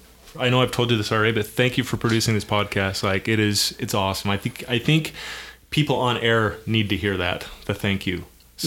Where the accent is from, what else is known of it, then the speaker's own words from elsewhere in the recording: Davis County, Utah, United States; I grew up in Davis County.